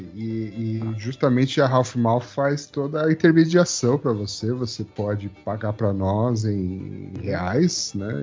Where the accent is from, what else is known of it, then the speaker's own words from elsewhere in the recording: Brazil; a gente é brasileiro